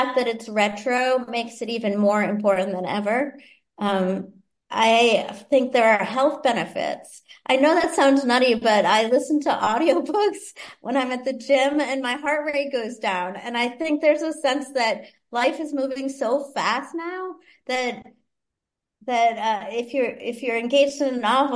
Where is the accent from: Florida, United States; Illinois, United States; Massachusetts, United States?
Massachusetts, United States; Boston; I grew up in Boston